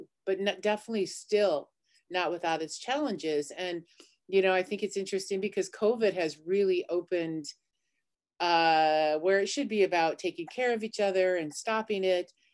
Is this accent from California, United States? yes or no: no; Cheyenne River, South Dakota, United States; growing up on Cheyenne River